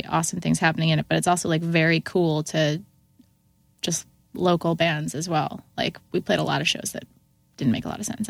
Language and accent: English; Syracuse, New York, United States; I did definitely listen to … because of the fact that I'm from Syracuse.